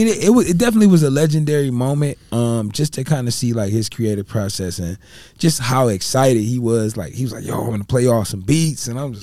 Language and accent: English; Ohio, United States; y'all from Mass, I'm from Ohio.